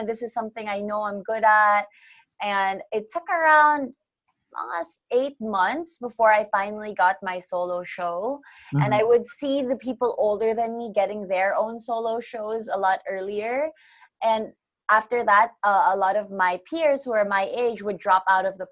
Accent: Canada; now in Philippines; I grew up in Canada, so I learned Tagalog through OPM

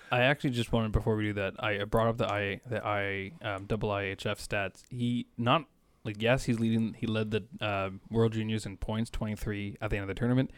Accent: Canada; I'm Canadian

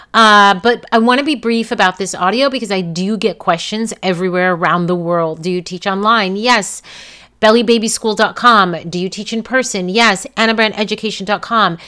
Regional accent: New York, United States; now in California, United States; Born and raised in New York, I live in California

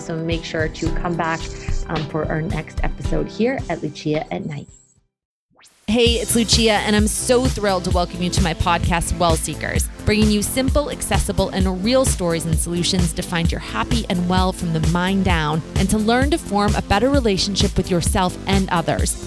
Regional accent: New Hampshire, United States; in New Hampshire, which is my hometown

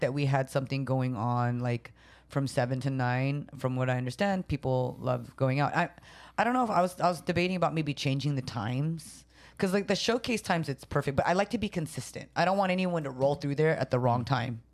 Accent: San Jose, California, United States; first language Tagalog; also born or lived in Japan; I was actually born in Japan, but I was raised in San Jose

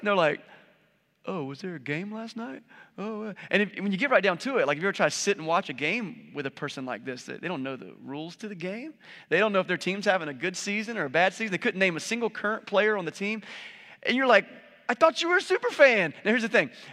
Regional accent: United States; we're capitalists and we're American

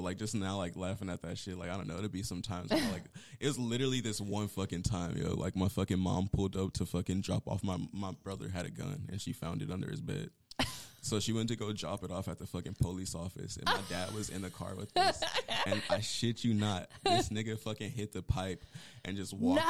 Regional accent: Palmdale, California, United States; now in Las Vegas, United States; as you guys heard. I'm originally from Palmdale, California. I lived everywhere.

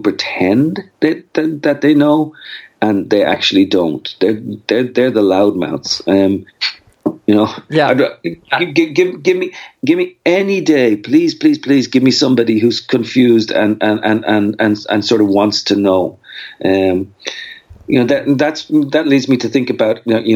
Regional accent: Dublin, Leinster, Ireland; moved away as an adult; also born or lived in Austin, Texas / Brenham, Texas; now in United States; I grew up in Dublin

